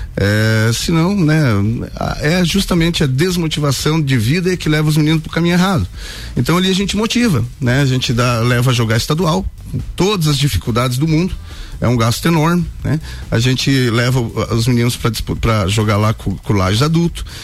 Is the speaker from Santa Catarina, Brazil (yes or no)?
yes; Curitibanos, Santa Catarina, Brazil; moved away as an adult; now in Lages, Brazil; Eu não sou lagiano, sou de Curitibanos, moro em Lages apenas cinco anos